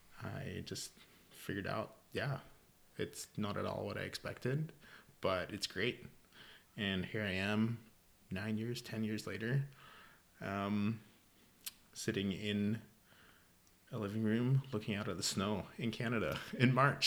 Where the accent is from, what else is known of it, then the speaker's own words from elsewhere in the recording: Germany; accent: Californian; English is a second language; also born or lived in California; years in college at UC Davis in California, so that is the accent that you can hear there. As I said, born and raised in Germany, and discovered wine after high school